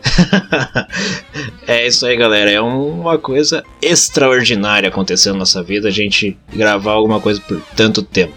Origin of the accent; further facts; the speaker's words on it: Rio Grande do Sul, Brazil; accent: gaúcho; a gente é gaúcho, aqui a gente fala assim